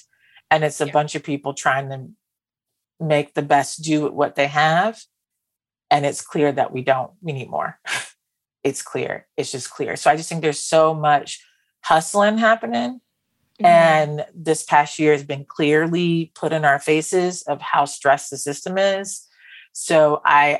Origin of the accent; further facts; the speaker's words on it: West Palm Beach, Florida, United States; I'm from West Palm Beach, Florida